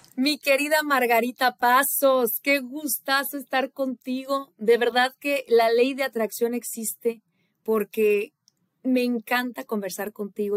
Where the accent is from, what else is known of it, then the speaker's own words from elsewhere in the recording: Irapuato, Guanajuato, Mexico; moved away as an adult; also born or lived in Monterrey, Nuevo León / Houston; now in United States; esa joven que creció en Irapuato, Guanajuato, que se fue a vivir a Monterrey, Nuevo León, mi tierra